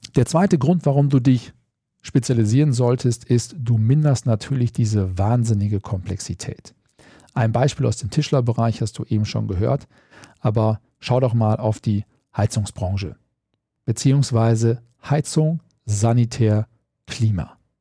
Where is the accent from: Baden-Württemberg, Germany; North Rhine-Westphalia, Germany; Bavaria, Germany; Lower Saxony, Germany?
North Rhine-Westphalia, Germany; bei uns in Westfalen